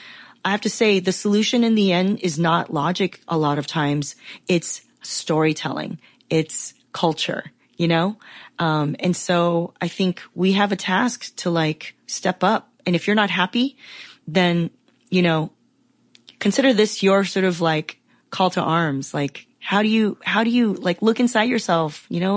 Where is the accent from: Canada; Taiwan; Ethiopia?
Taiwan; I'm from Taiwan, you know, Chinese